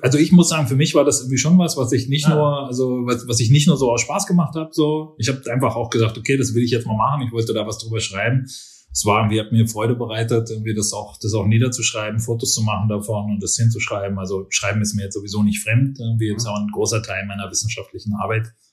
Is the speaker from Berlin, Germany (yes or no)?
yes; Berlin, Germany; moved away as an adult; also born or lived in Nuremberg / China / Australia / Los Angeles; now in Vienna, Austria; Ich bin äh, genau in Berlin geboren, aufgewachsen